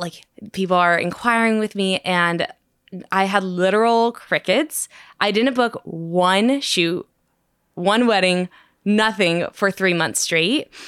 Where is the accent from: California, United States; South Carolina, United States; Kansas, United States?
California, United States; Sacramento; I'm from Sacramento. I actually live fifteen minutes from Joe and Christy